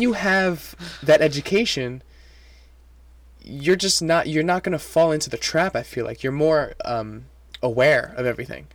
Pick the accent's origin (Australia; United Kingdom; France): France; first language French; English is a second language; now in New York, United States; I grew up in, in France. Um, my first language is French